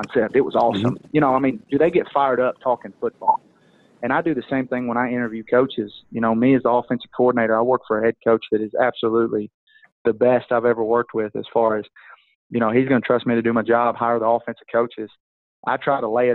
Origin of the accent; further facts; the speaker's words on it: Tyler, Texas, United States; my hometown, Tyler, Texas